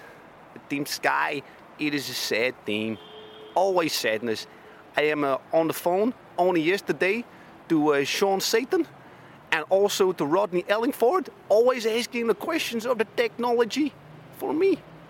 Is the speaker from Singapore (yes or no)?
no; Belgium; Yeah, I think because I am from Belgium, of course, and he's a Flandrian, it's possible that this is so.